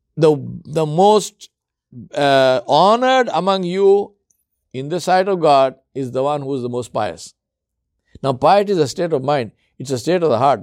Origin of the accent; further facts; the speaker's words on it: India; moved away; also born or lived in Africa; I come from India